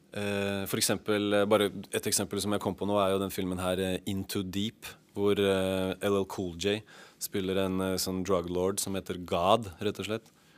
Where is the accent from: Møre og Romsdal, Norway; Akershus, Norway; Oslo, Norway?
Oslo, Norway; på Ellingsrud, der hvor vi var fra.